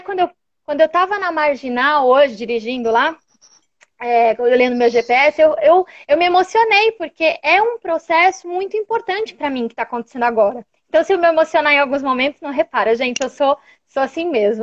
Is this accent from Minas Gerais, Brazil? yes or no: no; São Paulo, Brazil; sou aqui de São Paulo